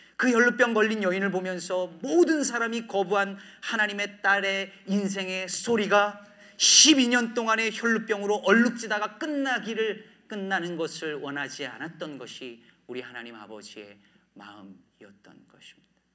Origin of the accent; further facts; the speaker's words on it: Jecheon, North Chungcheong, South Korea; moved away as an adult; also born or lived in Daejeon / Cheorwon / Asan / New Jersey; now in Chicago, United States; 저는 충북 제천에서 46년 전에 태어났습니다. 제 나이가 20대인 줄 알고 계신 분들에게 나이를 공개했는데 충북 제천에서 고등학교 때까지 살다가